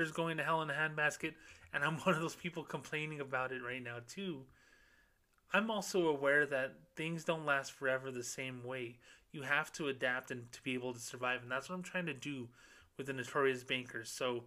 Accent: Socorro, New Mexico, United States; moved away; my hometown of Socorro, New Mexico

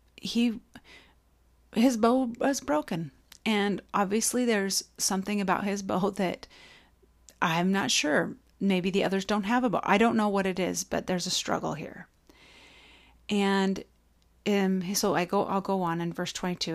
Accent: Idaho, United States; moved away; I grew up in Idaho

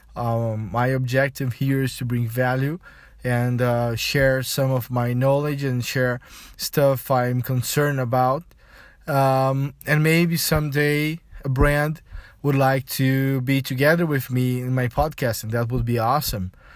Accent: Brazil; first language Portuguese; English is a second language; I'm from Brazil, I speak Portuguese as my, my modern language

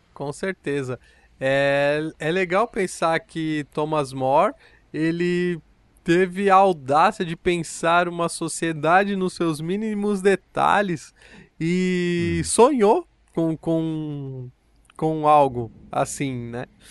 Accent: São Paulo, Brazil; no bairro onde eu cresci, no Parque Santa Madalena

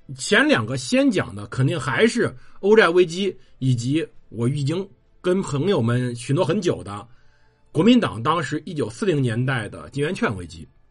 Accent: China; 我们中国人

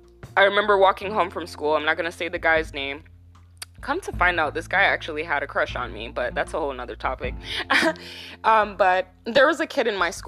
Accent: Jamaica; now in United States; We came from Jamaica, okay, in 90, I believe it was like 96, don't quote me on this

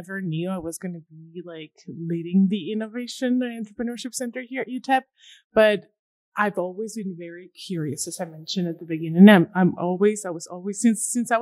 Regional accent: Durango, Mexico; English is a second language; moved away as an adult; also born or lived in Maine / New York; now in El Paso, United States; I'm originally from Durango. It's a small town in Mexico, Durango, Mexico. I decided to come to the States to learn English.

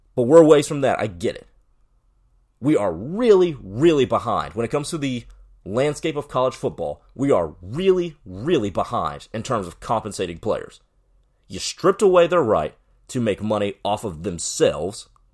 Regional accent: Dallas, Texas, United States; we're from Dallas

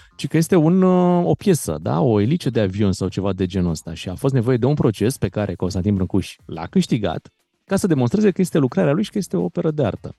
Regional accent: Romania; suntem români

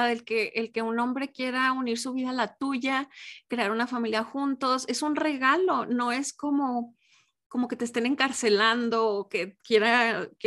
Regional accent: Mexico; Pero aquí en mi país, en México, se usa el de.

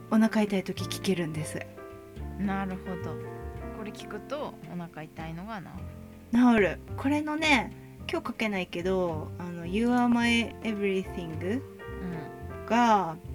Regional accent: Hokkaido, Japan; 道民道北海道出身だからさ、

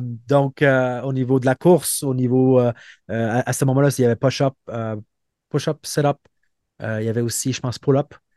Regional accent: Montreal, Quebec, Canada; moved away as an adult; also born or lived in Brazil / Trois-Rivières / Calgary; je viens de Montréal où euh, j'ai grandi auprès de deux parents qui sont euh, psychologues

